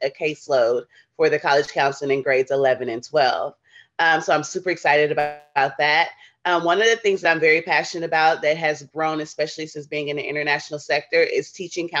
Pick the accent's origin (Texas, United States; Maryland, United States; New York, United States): Texas, United States; Houston; moved away as an adult; now in Doha, Qatar; I'm originally from Houston, Texas, born and raised. I'm a Texas girl